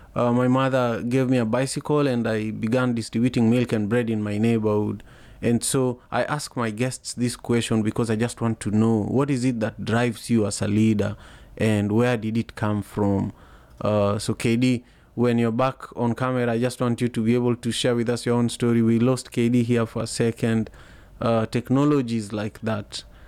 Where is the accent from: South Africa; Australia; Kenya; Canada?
Kenya; moved away as an adult; now in United States; I grew up in Kenya